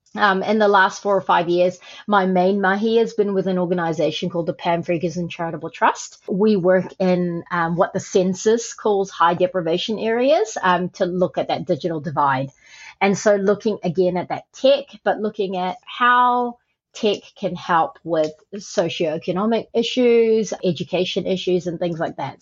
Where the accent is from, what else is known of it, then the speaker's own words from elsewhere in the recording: Auckland, New Zealand; also born or lived in Malaysia; I was born in Malaysia um, and I came to New Zealand, Aotearoa, when I was eight.